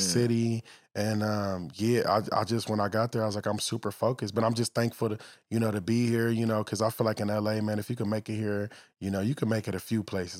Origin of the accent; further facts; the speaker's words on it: Los Angeles, California, United States; I grew up in the valley